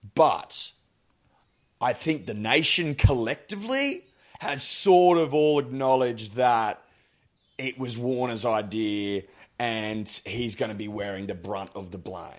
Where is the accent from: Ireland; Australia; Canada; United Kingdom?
Australia; me as an Australian